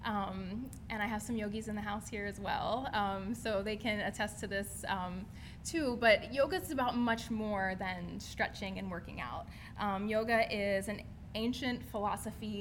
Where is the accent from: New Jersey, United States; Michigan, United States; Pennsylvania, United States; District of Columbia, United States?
Pennsylvania, United States; Steelton; I am from Steelton, Pennsylvania. Represent. Steelton in the house. So I grew up, was born and raised in this area.